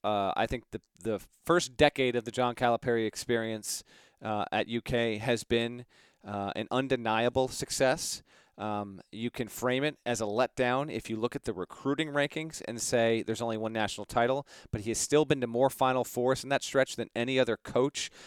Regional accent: Connecticut, United States; this is my home state

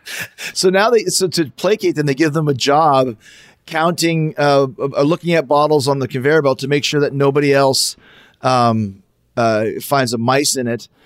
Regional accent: Canada; we're all Canadian

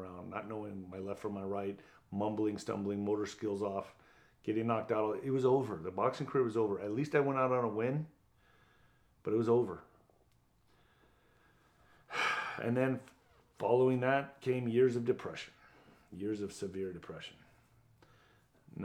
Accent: El Paso, Texas, United States; Signed him. I was going to do it in my hometown of El Paso.

